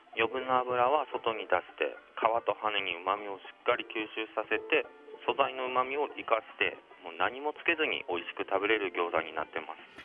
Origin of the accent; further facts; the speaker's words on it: Fukuoka, Japan; 僕も福岡出身なので